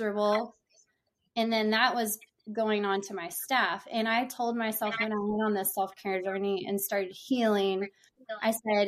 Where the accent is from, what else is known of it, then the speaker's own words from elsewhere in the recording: Houston, Texas, United States; also born or lived in Corpus Christi, Texas; I'm from the Houston area in Texas